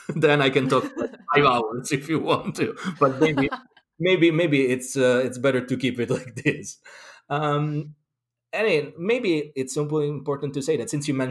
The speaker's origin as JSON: {"language": "English", "town": "Rome", "region": "Lazio", "country": "Italy", "tie": "born or raised there", "also_born_or_lived": "London", "moved": "as an adult", "lives_now": "Glastonbury, United Kingdom", "said": "I'm originally from Rome, Italy, but I lived all over the world, really, because I've been a professional musician for most of my life"}